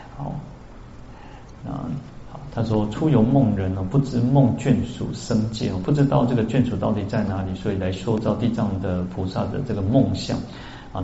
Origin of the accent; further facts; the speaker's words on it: central Taiwan, Taiwan; also born or lived in Kaohsiung; now in Taipei, Taiwan; 我小时候在中部